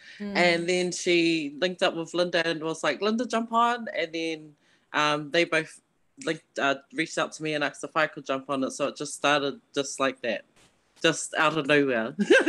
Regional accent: Auckland, New Zealand; And we've all kind of grown up in Rānui, West Auckland

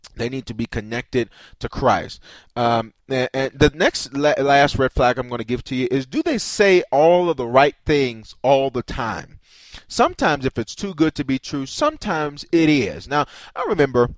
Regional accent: the South, United States; I grew up in the South

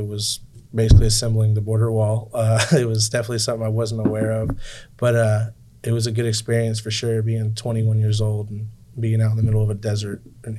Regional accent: Seminole, Oklahoma, United States; from Seminole.

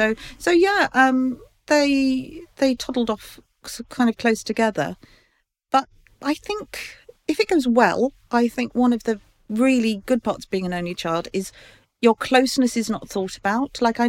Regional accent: Ireland; Oh, well, you see, because I'm Irish, I was the only child.

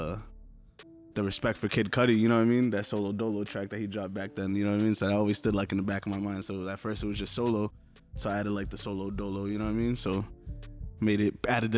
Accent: Poinciana, Florida, United States; now in Springfield, United States; was born in Springfield, then I lived in Florida for about 12 years

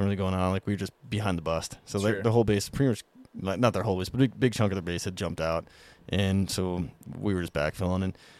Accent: Alaska, United States; I grew up in Alaska.

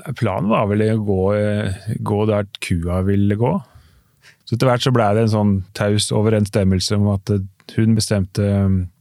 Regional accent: Oslo, Norway; accent: Oslo dialect; så er jeg fra Oslo

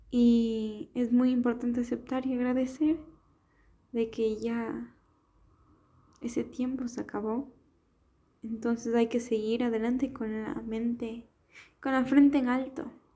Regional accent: Ecuador; moved away as an adult; also born or lived in Germany; now in Spain; Yo soy de Ecuador

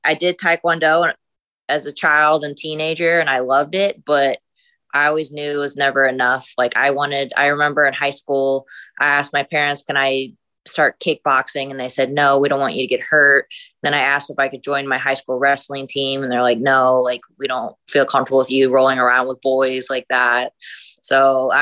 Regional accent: St. Louis, Missouri, United States; moved away as an adult; now in San Diego, United States; I was born and raised in St. Louis, Missouri

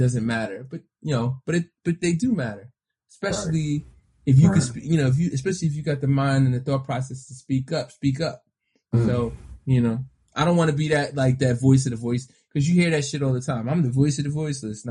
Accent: New York City, New York, United States; I grew up in New York City

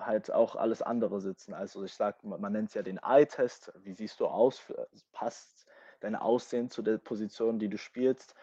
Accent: Germany; first language English; also born or lived in London, United Kingdom; ich bin hier geboren und habe auch den größten Teil meines Lebens auch hier in Deutschland verbracht

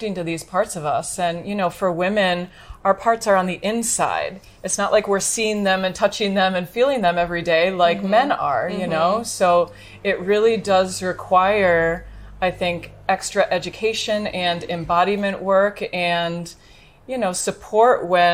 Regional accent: United States; I'm from the United States

